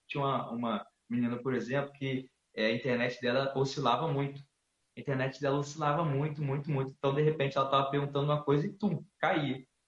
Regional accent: Campos dos Goytacazes, Rio de Janeiro, Brazil; sou natural de Campos Goitacazes, é uma cidade no interior do estado do Rio de Janeiro

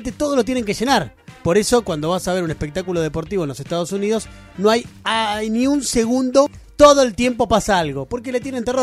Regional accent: Buenos Aires, Argentina; todos porteños acá

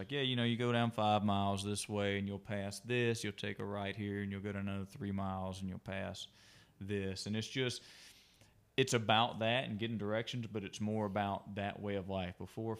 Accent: Ashland, Alabama, United States; born there; I was born in Alabama, which is a small town, Ashland and Lineville. They're two different towns, but they're really close together.

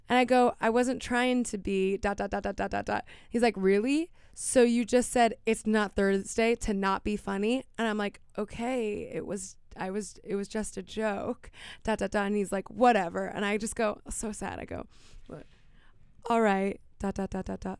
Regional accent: Miami, Florida, United States; I grew up in Miami

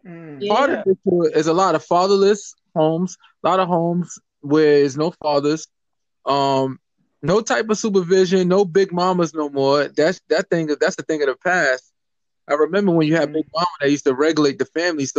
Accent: New York, United States; I'm a New Yorker

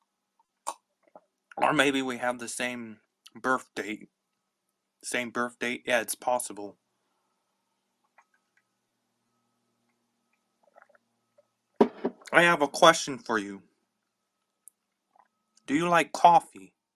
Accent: Palmdale, California, United States; I am from Palmdale, California

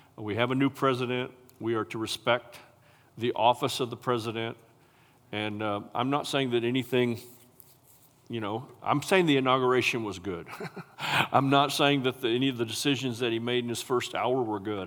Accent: United States; I'm an American and I'm a patriot

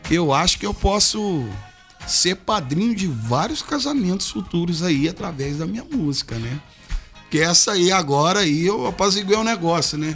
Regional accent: Araguari, Minas Gerais, Brazil; also born or lived in Uberlândia, Minas Gerais; Sou mineiro, né, natural de uma cidade ao lado de Uberlândia ali chamada Araguari. Mas eu me mudei para Uberlândia é, em meados de 2002

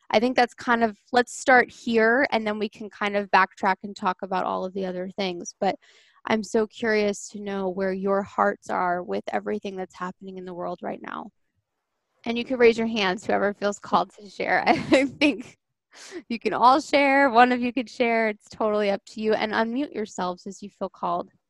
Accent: Long Island, New York, United States; now in Connecticut, United States; Um, and you guys know I'm from Long Island and I live in Connecticut now.

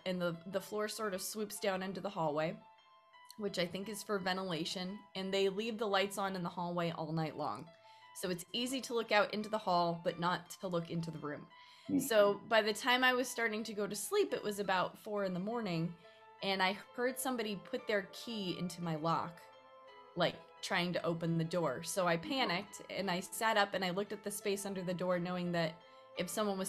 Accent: Northern California, United States; moved away as an adult; I moved here from Southern California most recently, but I'm from Northern California.

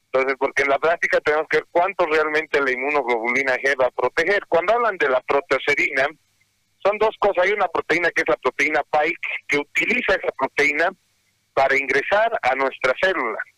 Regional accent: Bolivia; Nosotros como bolivianos

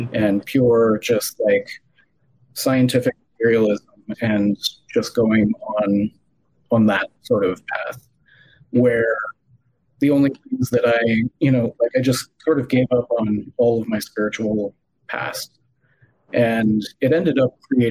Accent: Illinois, United States; moved away as an adult; now in Palm Beach County, Florida, United States; I grew up in the Quad Cities, so about 2 hours north, 2.5

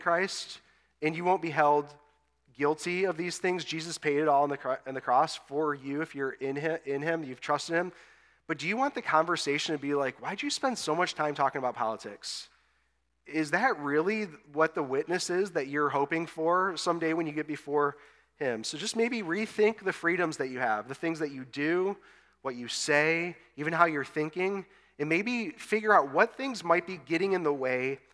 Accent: West Bloomfield, Michigan, United States; moved away as an adult; also born or lived in Austin, Texas; back to my hometown here in West Bloomfield to plant a church

